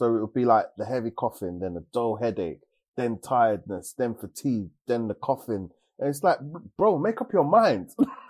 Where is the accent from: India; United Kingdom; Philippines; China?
United Kingdom; I am Black British.